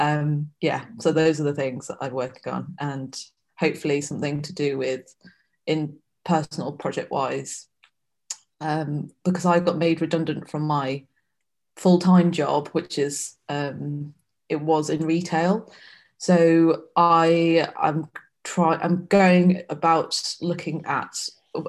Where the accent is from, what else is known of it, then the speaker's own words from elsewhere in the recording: Manchester, North West England, United Kingdom; now in London, United Kingdom; Being a Asian girl growing up in Manchester